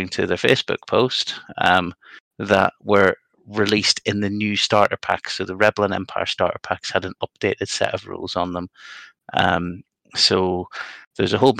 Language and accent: English; Northern Ireland, United Kingdom; I'm a Northern Irish Protestant